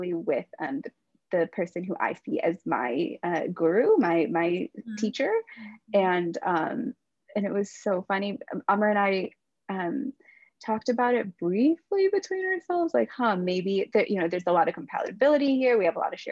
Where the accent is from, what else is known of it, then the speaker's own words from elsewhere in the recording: Midwest, United States; he and I were both born and raised in the Midwest